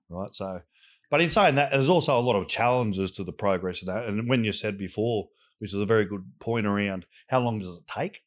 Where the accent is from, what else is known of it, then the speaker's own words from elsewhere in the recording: Sydney, New South Wales, Australia; I grew up in Southwest Sydney